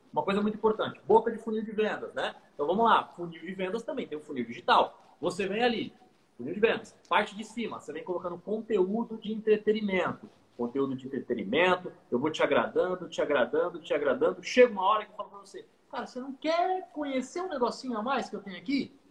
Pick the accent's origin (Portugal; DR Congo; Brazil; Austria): Brazil; Santos, São Paulo; sou natural de Santos, litoral paulista